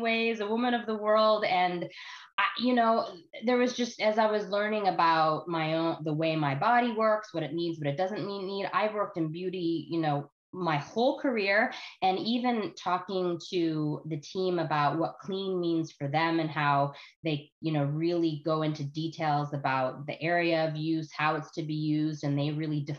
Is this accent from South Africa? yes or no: no; Canada; also born or lived in United States; I live in Canada now